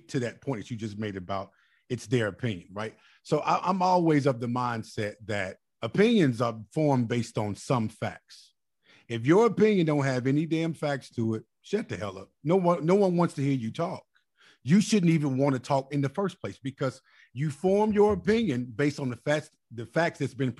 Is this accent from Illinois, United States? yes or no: yes; Chicago, Illinois, United States; also born or lived in Mississippi; I'm from Chicago, too. So I know growing up